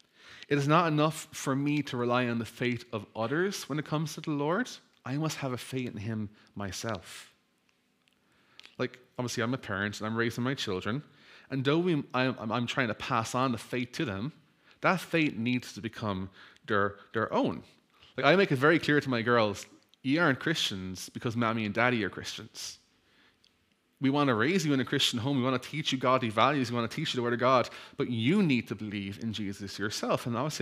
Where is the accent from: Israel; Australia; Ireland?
Ireland; I'm Irish. I have a Catholic background.